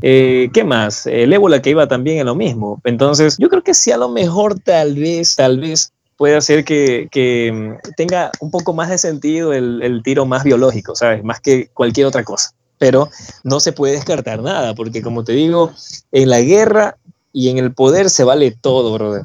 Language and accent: Spanish; Ecuador; los ecuatorianos somos bien competitivos